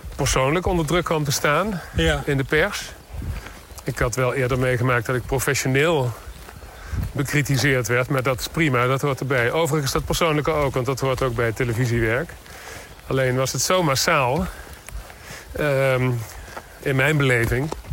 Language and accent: Dutch; Limburg, Netherlands; ik uit Limburg kom